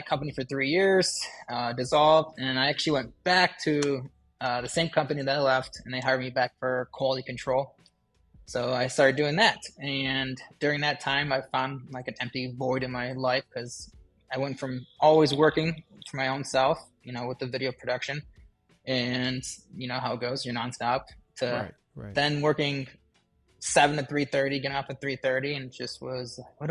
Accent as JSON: {"language": "English", "region": "Ohio", "country": "United States", "said": "I'm a craftsman from Ohio"}